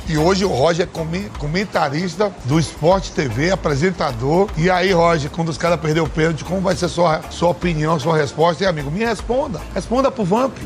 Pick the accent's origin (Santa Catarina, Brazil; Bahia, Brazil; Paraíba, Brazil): Bahia, Brazil; moved away as an adult; now in São Paulo, Brazil; eu como baiano